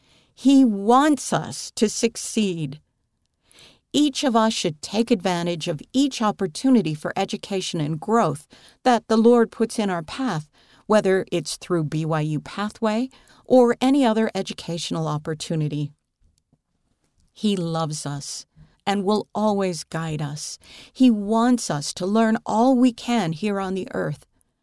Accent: Honduras; I was born and raised in Honduras, a country full of opportunities but challenging in lifestyle.

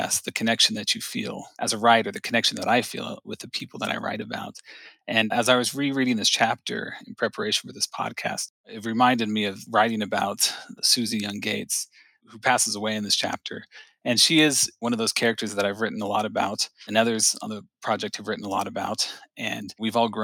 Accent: Cincinnati, Ohio, United States; I am from Cincinnati.

